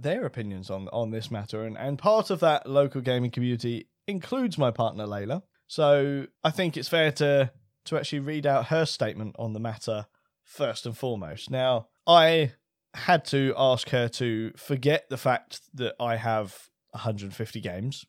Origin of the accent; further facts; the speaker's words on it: United Kingdom; being British